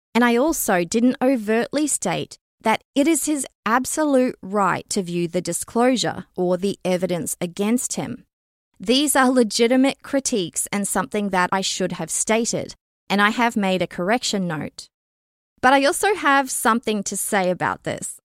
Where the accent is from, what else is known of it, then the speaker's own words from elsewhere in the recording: Canada; as a Canadian citizen and member of the general public